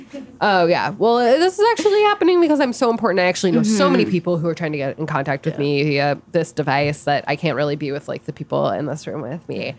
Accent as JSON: {"language": "English", "region": "Arizona", "country": "United States", "said": "I'm from Arizona"}